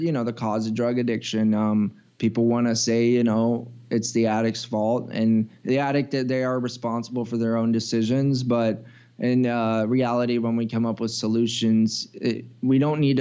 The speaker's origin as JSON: {"language": "English", "country": "United States", "said": "being an American"}